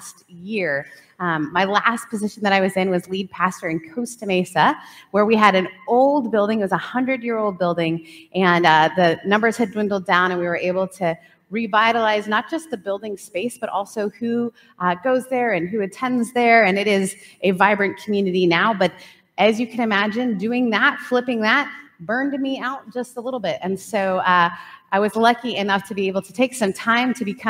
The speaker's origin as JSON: {"language": "English", "country": "Canada", "tie": "born or raised there", "also_born_or_lived": "Southern United States", "moved": "yes", "lives_now": "California, United States", "said": "grew up in Canada, moved to the South, then moved to California."}